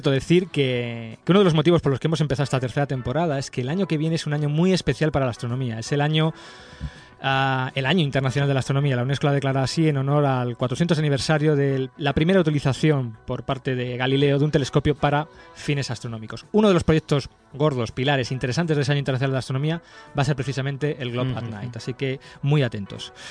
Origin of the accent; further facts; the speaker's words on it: Alcorcón, Community of Madrid, Spain; yo soy de Alcorcón